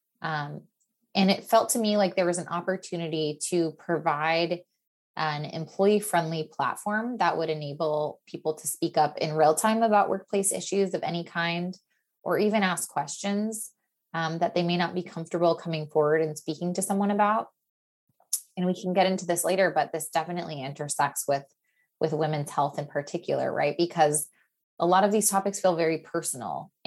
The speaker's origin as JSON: {"language": "English", "town": "Portland", "region": "Oregon", "country": "United States", "tie": "born or raised there", "also_born_or_lived": "Stanford, California", "moved": "yes", "lives_now": "Los Angeles, United States", "said": "I grew up in Portland, Oregon"}